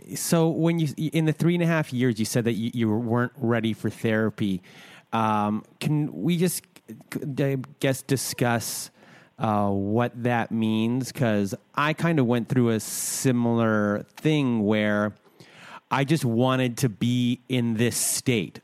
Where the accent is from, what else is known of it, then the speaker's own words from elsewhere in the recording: Canada; I'm Canadian